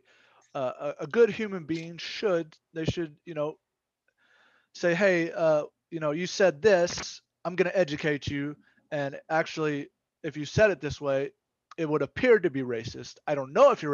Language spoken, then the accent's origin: English; Mississippi, United States; moved away as an adult; I'm from Mississippi. I grew up there and I lived there for 19 years